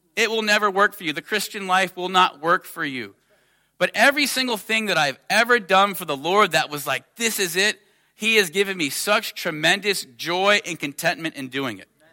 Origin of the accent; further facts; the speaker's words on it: United States; I'm from America